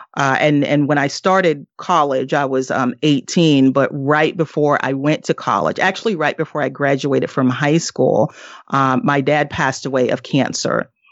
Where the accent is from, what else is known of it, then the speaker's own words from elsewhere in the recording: the South, United States; moved away; also born or lived in northeastern US; I am originally from the South, and now I live in, uh, the, uh, northeast part of the U S